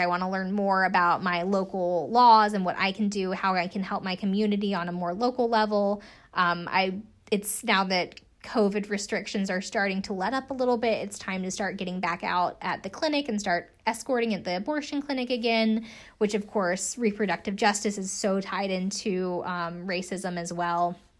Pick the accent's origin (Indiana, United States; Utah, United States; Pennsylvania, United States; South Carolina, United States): South Carolina, United States; I'm from South Carolina.